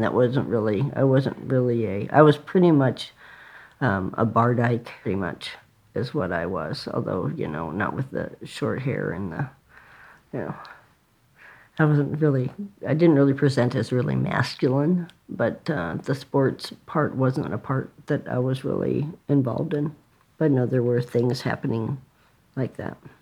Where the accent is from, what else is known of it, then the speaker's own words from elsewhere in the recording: San Diego, California, United States; I grew up in San Diego